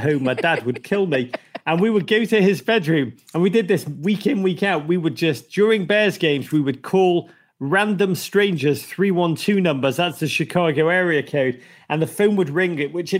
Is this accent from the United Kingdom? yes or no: yes; Liverpool, North West England, United Kingdom; moved away as an adult; now in United States; I grew up in Liverpool in the 1980s